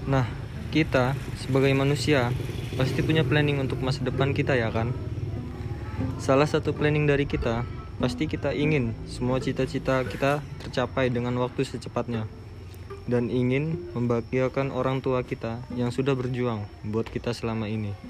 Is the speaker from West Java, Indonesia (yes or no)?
no; Sukadana, Lampung, Indonesia; Saya berasal dari Lampung Timur, tepatnya di daerah Sukadana.